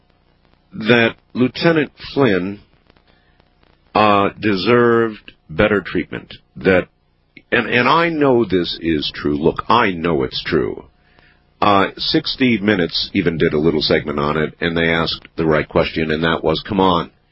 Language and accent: English; Camp Lejeune, North Carolina, United States; My mother was a drill instructor at Camp Lejeune, which is where I was born in North Carolina.